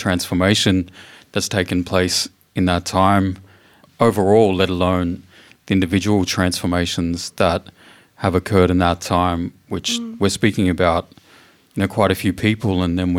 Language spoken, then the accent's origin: English; Victoria, Australia; I'm a Yorta Yorta man. I grew up on Yorta Yorta country in a very beautiful, small, red gum surrounded town by the beautiful waters of Kayla, the township by the name of Marupano and Clitheroe clan country on Yorta Yorta country.